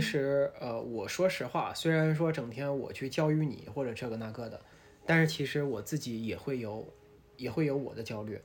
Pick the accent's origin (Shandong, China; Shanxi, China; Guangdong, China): Shanxi, China; Taiyuan; now in Shanghai, China; 然后当时我们太原那边